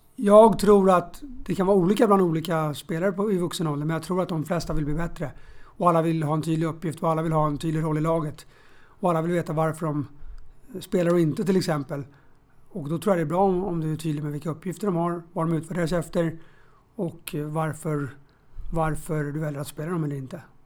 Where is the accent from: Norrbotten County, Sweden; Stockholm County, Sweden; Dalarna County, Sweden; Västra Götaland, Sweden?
Stockholm County, Sweden; Stockholm; jag är från Bromma och spelade själv i BP's knatteskola